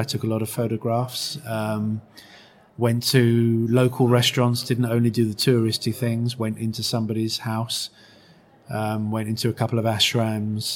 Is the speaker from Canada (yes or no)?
no; United Kingdom; my home country